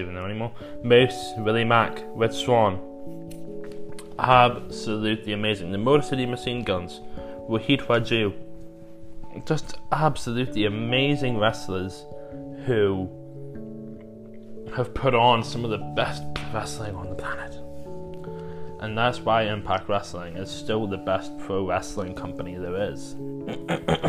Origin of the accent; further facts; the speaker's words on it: Ireland; I'm Irish